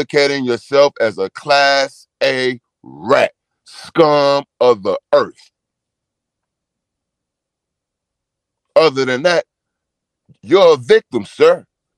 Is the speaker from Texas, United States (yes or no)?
yes; Houston, Texas, United States; I'm from Houston, Texas. I'm from Fifth Ward, Houston, Texas.